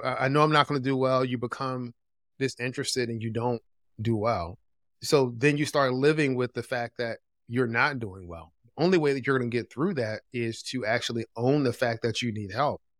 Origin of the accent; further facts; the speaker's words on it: Philadelphia, Pennsylvania, United States; moved away as an adult; also born or lived in Greensboro, North Carolina; I grew up in Philadelphia